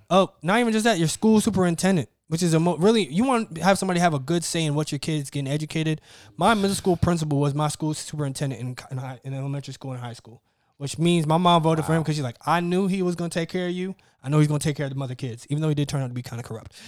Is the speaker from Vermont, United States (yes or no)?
no; Mississippi, United States; I grew up in Mississippi.